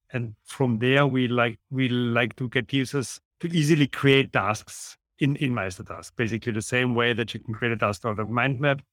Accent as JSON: {"language": "English", "country": "Austria", "second_language": "English", "said": "as you can hear, also from the accent, I'm from Austria."}